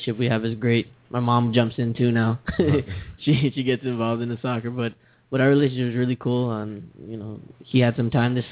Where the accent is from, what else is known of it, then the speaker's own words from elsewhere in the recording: United States; also born or lived in Haiti; I'm American Haitian